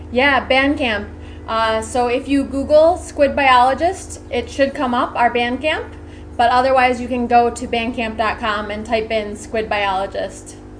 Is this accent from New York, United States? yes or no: yes; Rochester, New York, United States; I come from Rochester New York